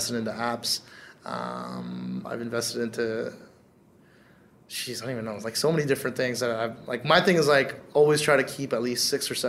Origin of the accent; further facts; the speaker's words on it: Canada; a South Asian dude growing up in Canada